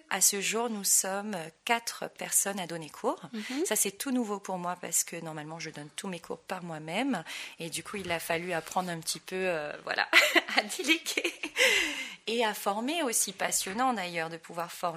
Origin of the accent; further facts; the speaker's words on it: French Polynesia; moved away as an adult; now in Paris, France; Je suis née à Tahiti, j'ai commencé la danse tahitienne quand j'avais 3 ans.